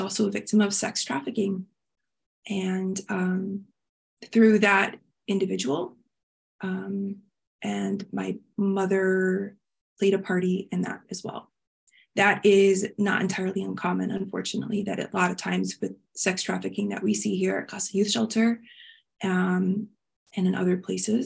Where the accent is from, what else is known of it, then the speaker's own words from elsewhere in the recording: Miami, Florida, United States; I grew up in Miami